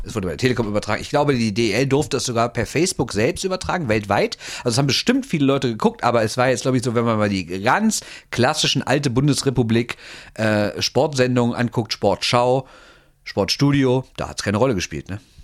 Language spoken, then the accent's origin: German; Düsseldorf, North Rhine-Westphalia, Germany; also born or lived in Neuss; ich bin in Düsseldorf geboren und raised, Düsseldorf, ne? Und äh, aber 1990 dann nach Neuss verschleppt worden von meinen Eltern